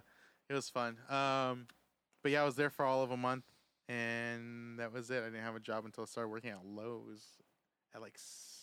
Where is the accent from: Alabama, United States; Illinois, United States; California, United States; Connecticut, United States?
California, United States; San Diego; I was born in 1989. I was born in San Diego.